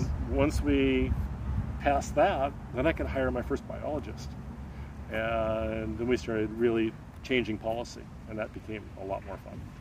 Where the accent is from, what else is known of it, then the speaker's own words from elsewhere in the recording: Seattle, Washington, United States; moved away as an adult; now in Methow Valley, United States; I grew up in North Seattle